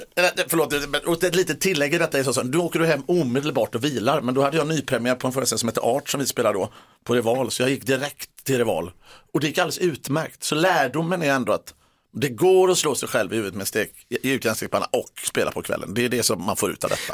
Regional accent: Gothenburg, Västra Götaland, Sweden; Jag är från Göteborg

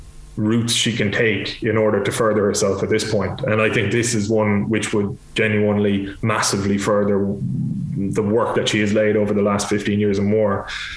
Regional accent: Ireland; But as an Irish sports fan, I'd love nothing more than if she was to win this and just walk away

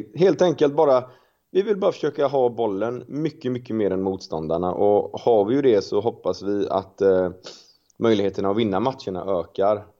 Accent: Gothenburg, Västra Götaland, Sweden; jag är familjefar och göteborgare

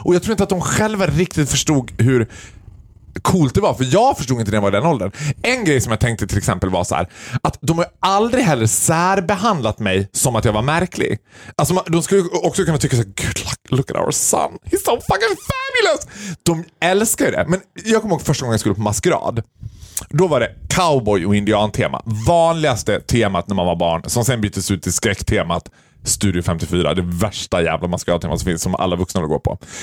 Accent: Sweden; jag vill känna mig svensk, och jag vill vara stolt över att jag är svensk

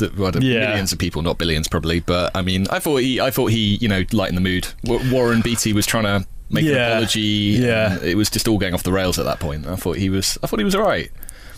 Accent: Chorleywood, East of England, United Kingdom; I grew up in Chorley Wood in Hertfordshire. This tiny little village.

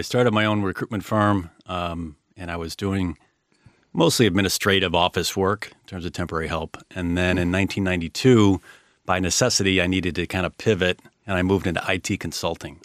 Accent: Chicago, Illinois, United States; I grew up in Chicago, uh, real estate family

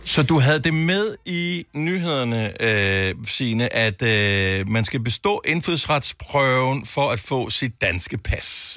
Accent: Denmark

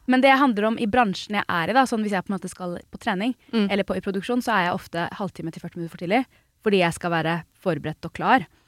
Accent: United States; hjemme i Statene

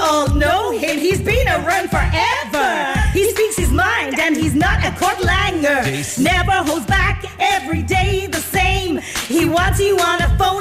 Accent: Cork, Munster, Ireland; we grew up in Cork

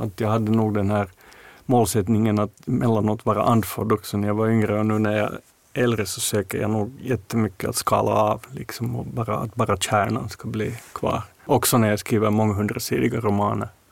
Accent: Finland; som finländare, alltså just med den här släkterfarenheten vi har, Mårten och jag

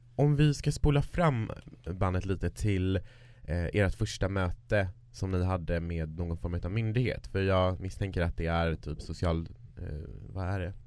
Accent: Kiruna, Norrbotten County, Sweden; moved away; där jag kommer ifrån Kiruna så är det vanligare att man skaffar barn tidigare

